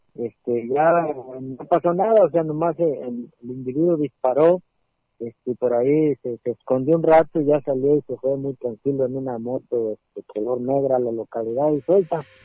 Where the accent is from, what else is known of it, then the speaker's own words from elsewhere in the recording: San Lorenzo de Azqueltán, Jalisco, Mexico; de la comunidad de San Lorenzo de Azcaltán.